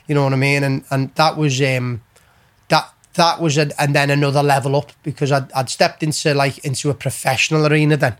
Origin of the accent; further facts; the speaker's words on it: Liverpool, North West England, United Kingdom; also born or lived in County Road, Liverpool / Texas; we built a house in Keswick Way, in Bowring Park in L16. Um, so we moved there